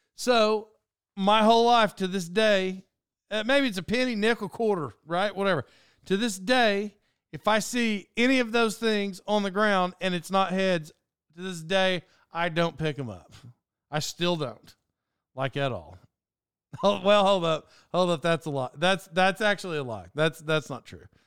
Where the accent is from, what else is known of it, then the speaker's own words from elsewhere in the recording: Cherokee Nation Turnpike area, Oklahoma, United States; in childhood, when I lived there